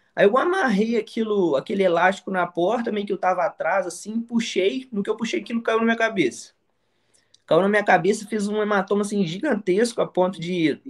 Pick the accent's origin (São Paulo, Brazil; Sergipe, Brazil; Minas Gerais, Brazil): Minas Gerais, Brazil; São João del Rei; also born or lived in interior of Rio de Janeiro; now in Rio de Janeiro, Brazil; sou do interior de, de Minas Gerais, uma cidade chamada São João del Rei. Uma cidade bem tranquila, então sempre foi aquele menino de soltar pipa na rua